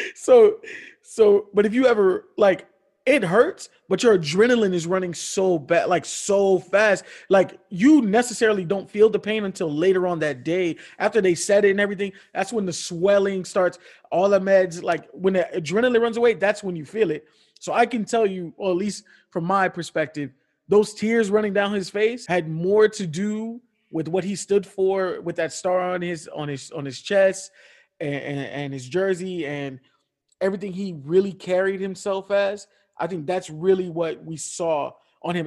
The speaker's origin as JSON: {"language": "English", "town": "Miami", "region": "Florida", "country": "United States", "tie": "born or raised there", "said": "my hometown team, the Miami Heat"}